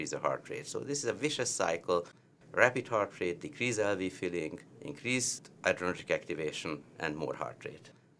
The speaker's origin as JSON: {"language": "English", "country": "Hungary", "accent": "heavy Hungarian", "moved": "yes", "lives_now": "Charlotte, United States", "said": "you will always recognize me from my heavy Hungarian accent"}